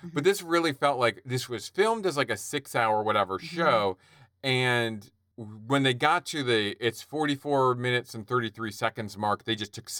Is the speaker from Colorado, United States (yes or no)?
no; Philadelphia, Pennsylvania, United States; we're both from Philly. She's from Lower Merion. I'm Haverford School.